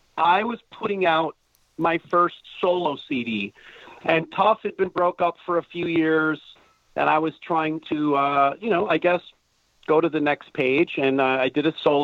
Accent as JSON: {"language": "English", "region": "Wisconsin", "country": "United States", "tie": "born or raised there", "moved": "yes", "lives_now": "Los Angeles, United States", "said": "I am a cheesehead. Born and raised in Wisconsin"}